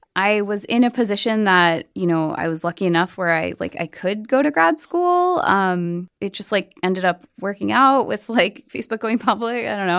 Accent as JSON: {"language": "English", "region": "New Jersey", "country": "United States", "tie": "born or raised there", "also_born_or_lived": "New York City", "moved": "as an adult", "said": "I grew up in Jersey"}